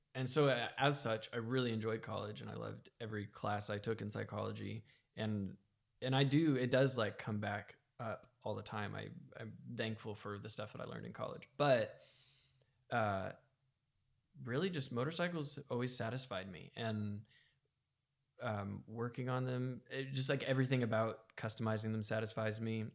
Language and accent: English; United States; I was raised in America